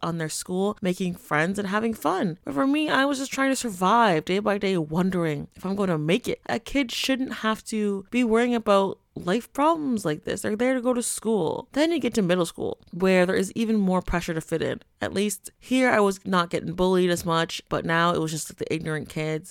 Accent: Canada; me growing up in Canada

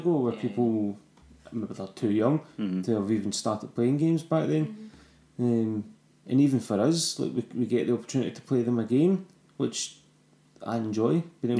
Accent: Scotland, United Kingdom

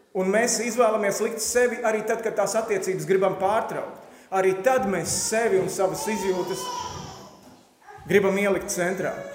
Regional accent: Latvia

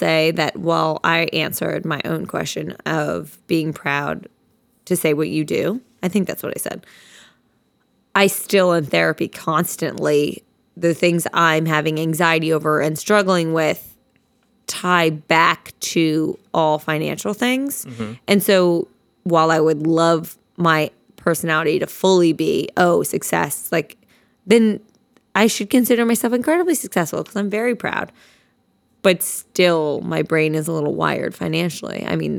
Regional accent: Princeton, New Jersey, United States; Basically, we are both from Princeton, New Jersey, and we went to elementary school together. Shout out Johnson Park.

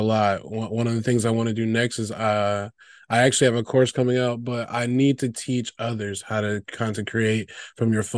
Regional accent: Chicago, Illinois, United States; also born or lived in Weslaco, Texas; I'm originally from South Texas, the Valley, Wessico, but I've been in the Chicagoland area since I've been like 5. So basically the last 20 some years.

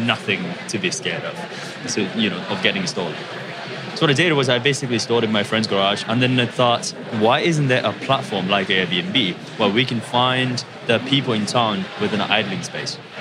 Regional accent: Japan; moved away as an adult; also born or lived in Indiana, United States; I'm from Japan.

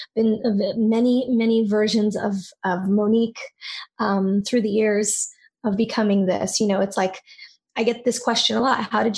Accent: San Francisco Bay Area, California, United States; I grew up in the San Francisco Bay Area

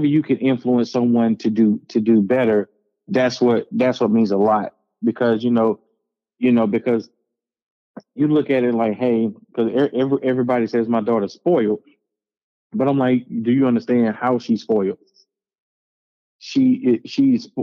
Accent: Hazlehurst, Mississippi, United States; I grew up, if you ever look up Hazel, Mississippi on a map, there is one place, it's a city called Hazelhurst. I grew up in Cedar Bend Apartments.

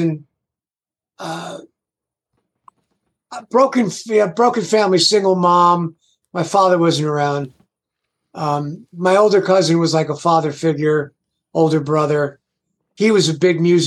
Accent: Garfield, New Jersey, United States; also born or lived in Passaic, New Jersey; Born in Passaic, New Jersey, and not too far from there as an adult, basically. I grew up in Garfield, New Jersey.

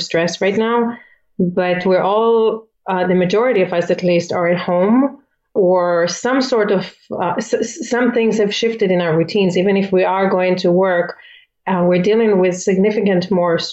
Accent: Israel; moved away as an adult; also born or lived in Philippines; now in United States; I'm originally from Israel

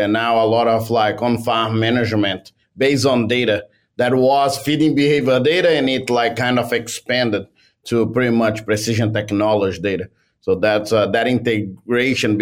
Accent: Brazil; moved away as an adult; also born or lived in Canada; now in Vermont, United States; I come from Brazil

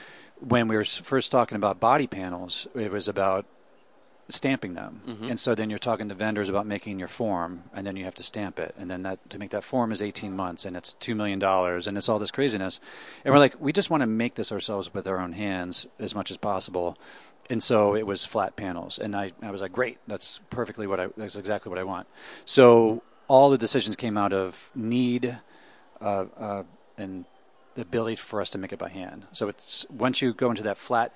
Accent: Pittsburgh, Pennsylvania, United States; also born or lived in New York / Catskills, New York; now in Detroit, United States; I grew up in Pittsburgh, then I lived in New York, then I lived in the Catskills in New York, so Detroit

